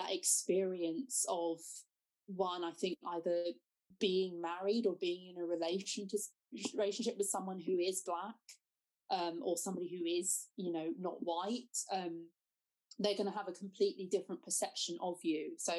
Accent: United Kingdom; I would class myself as somebody who is black British.

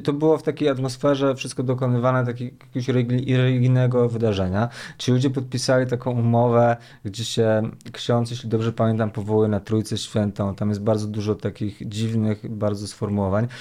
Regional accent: Łomianki, Masovian Voivodeship, Poland; ja jestem z Łomianek

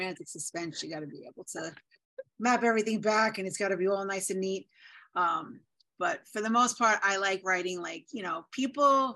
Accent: New York City, New York, United States; I am from the Bronx, which you're probably going to be able to tell in 3 seconds when I speak

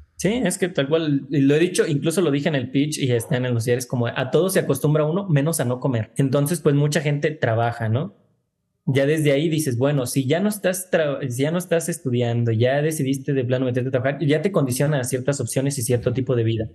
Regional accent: Tlajomulco de Zúñiga, Jalisco, Mexico; el lugar de donde yo vengo, de donde siempre estoy, donde está mi familia

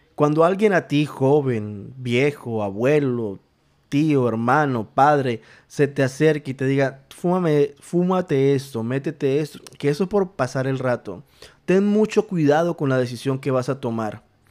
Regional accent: Colombia; En mi país, en Colombia, en, em, en la ciudad de Bogotá

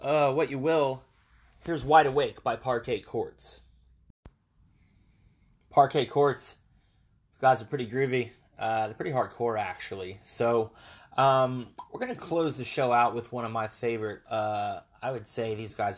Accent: Dallas, Texas, United States; my hometown, Dallas, Texas

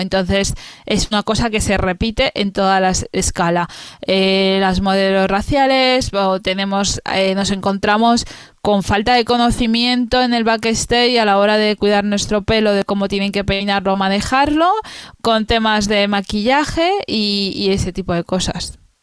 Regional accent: Spain; soy española

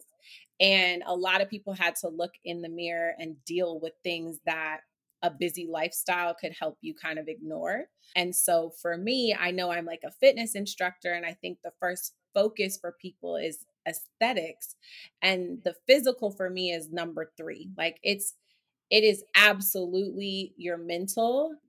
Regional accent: Oakland, California, United States; also born or lived in Harlem, New York City; now in New York City, United States; I am from Oakland, California. I reside in Harlem in New York City.

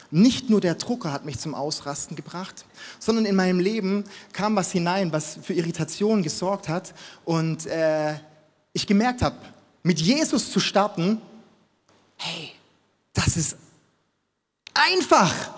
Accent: Stuttgart, Baden-Württemberg, Germany; moved away as an adult; now in Munich, Germany; ich komme aus Stuttgart

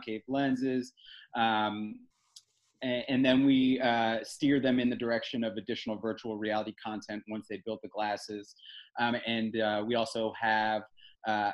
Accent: Philadelphia, Pennsylvania, United States; now in Raleigh, United States; I am a Philadelphian

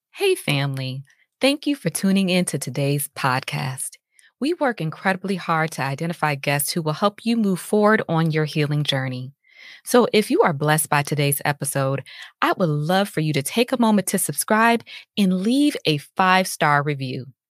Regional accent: Chicago, Illinois, United States; I'm from the Chicagoland area

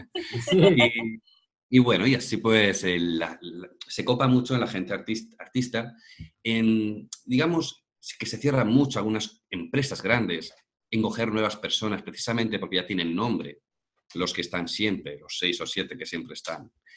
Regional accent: Madrid, Community of Madrid, Spain; now in Málaga, Spain; yo soy de Madrid, pero ahora mismo estoy en Málaga, en el sur de España

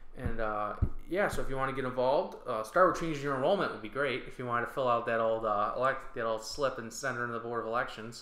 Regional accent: North Tonawanda, New York, United States; I grew up here, and I had a, I had a great time growing up in North Tonawanda

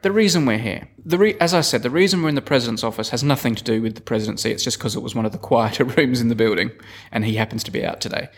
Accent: Adelaide, South Australia, Australia; I'm from Adelaide

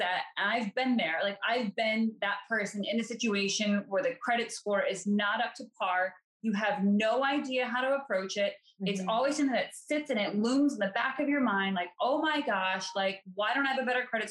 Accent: Colorado, United States; moved away as an adult; now in East Coast, United States; I'm from Colorado originally. And so I obviously live on the East Coast now

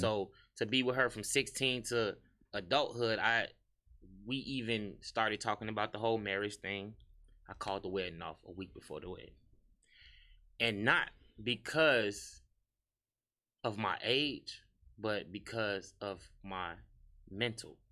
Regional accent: Harvey, Illinois, United States; moved away as an adult; also born or lived in Chicago / Indianapolis / Atlanta; I'm from Harvey World, U S A.

